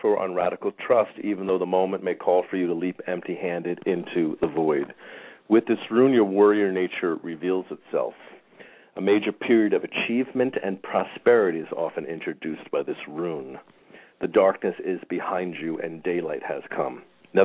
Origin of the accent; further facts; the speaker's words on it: New York, United States; I'm in a New Yorker.